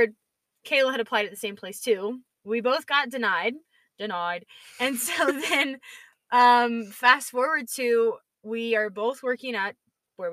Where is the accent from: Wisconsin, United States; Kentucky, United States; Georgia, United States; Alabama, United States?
Georgia, United States; from Georgia, so I'm a real peach